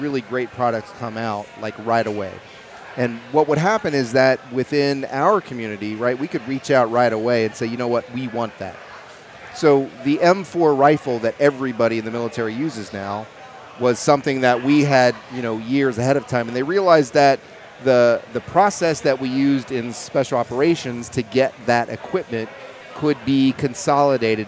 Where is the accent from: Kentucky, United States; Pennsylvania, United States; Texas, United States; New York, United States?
Kentucky, United States; Louisville; I'm originally from Kentucky, and that's where I met my uh, my partner John in the distillery. You know, we were both Louisville boys